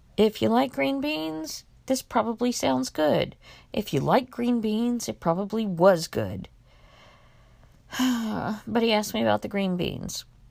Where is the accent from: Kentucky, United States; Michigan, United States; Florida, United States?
Florida, United States; Miami; also born or lived in Mexico; I knew what I had learned from Sesame Street growing up in Miami